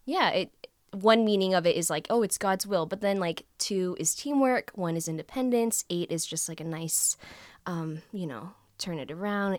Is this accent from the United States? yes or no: yes; United States; I'm Vietnamese American